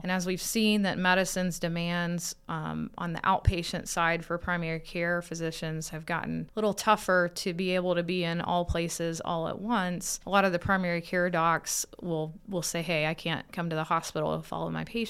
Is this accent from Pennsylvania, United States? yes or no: no; Kentucky, United States; Yeah, Kentucky. So northeastern Kentucky, where Ohio and West Virginia and Kentucky come together.